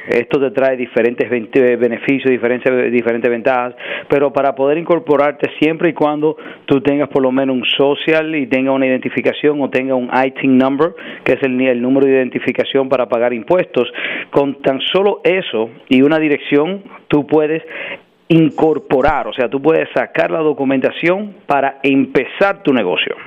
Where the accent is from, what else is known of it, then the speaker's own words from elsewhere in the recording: New York, United States; also born or lived in Dominican Republic; crecí en Washington Heights, me crié, crecí entre Washington Heights y el Bronx.